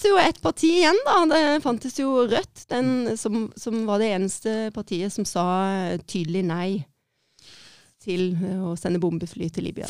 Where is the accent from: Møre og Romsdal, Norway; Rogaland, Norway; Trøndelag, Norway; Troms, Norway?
Rogaland, Norway; Egersund; also born or lived in Kristiansand; er født i Kristiansand og oppvokst i Egersund